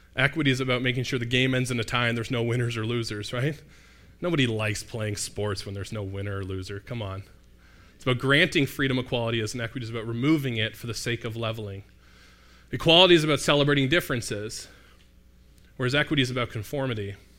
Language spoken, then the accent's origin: English; Mississauga, Ontario, Canada; I happen to be from Mississauga. Not that exotic. There's a lot of, um, cultural representation where I grew up in Mississauga, but I grew up here